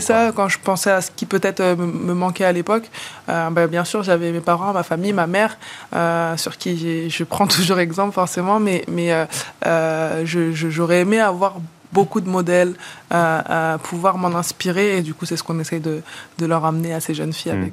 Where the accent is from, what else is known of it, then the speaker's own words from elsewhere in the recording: La Courneuve, Île-de-France, France; also born or lived in Villepinte; Je suis née à Villepinte, j'ai grandi à La Courneuve